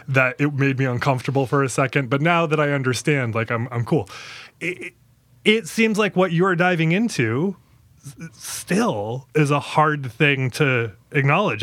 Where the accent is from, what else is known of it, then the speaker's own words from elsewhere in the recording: Maine, United States; I'm from Maine.